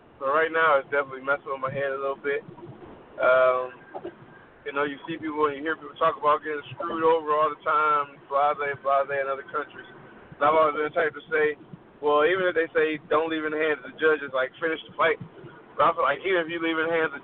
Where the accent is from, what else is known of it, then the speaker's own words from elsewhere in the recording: Chicago, Illinois, United States; Chicago, my hometown